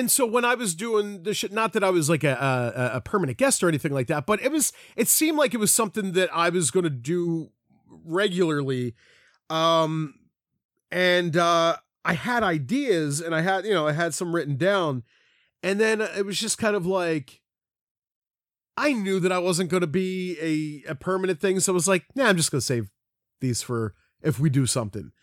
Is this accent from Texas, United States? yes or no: no; Philadelphia, Pennsylvania, United States; that's how I grew up saying it in Philly, at least my section of Philly.